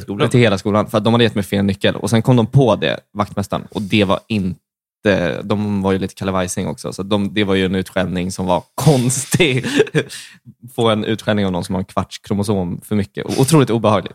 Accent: outside Stockholm, Stockholm County, Sweden; Jag kommer från Stockholm, fast utanför

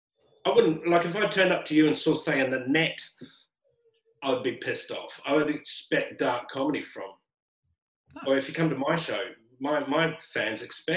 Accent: Brisbane, Queensland, Australia; also born or lived in Sydney; now in Melbourne, Australia; Well, I came from Sydney. I started in Brisbane, lived in Sydney, moved down to Melbourne.

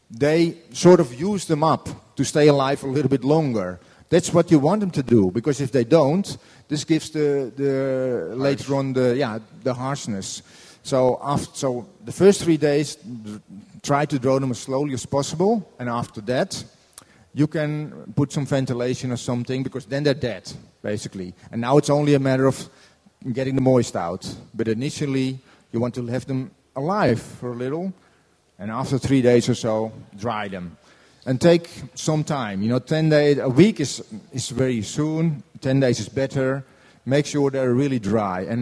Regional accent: Norway; I'm from Norway.

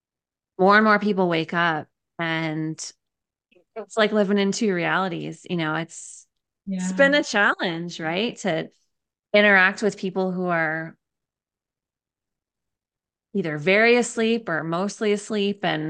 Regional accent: Southern Connecticut, United States; moved away; where I grew up in Southern Connecticut.

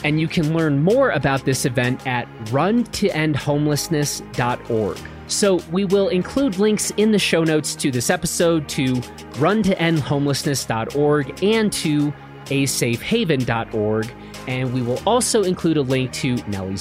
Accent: Chicago, Illinois, United States; moved away; I'm from Chicago originally.

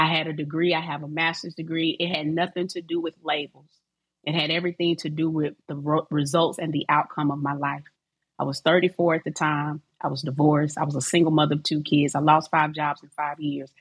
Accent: Decatur, Georgia, United States; also born or lived in Atlanta; I'm from Atlanta, raised in Decatur

